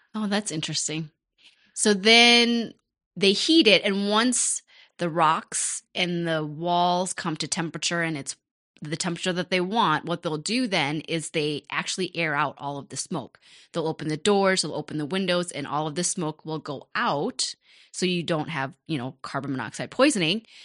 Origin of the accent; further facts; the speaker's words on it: Rochester, United States; also born or lived in Cambodia (parents' origin); My folks moved to Rochester from Cambodia. We were the first Cambodian family in Rochester